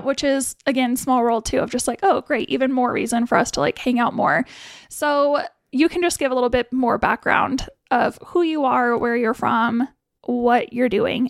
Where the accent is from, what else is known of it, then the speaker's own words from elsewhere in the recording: Billings, Montana, United States; I'm from Billings-ish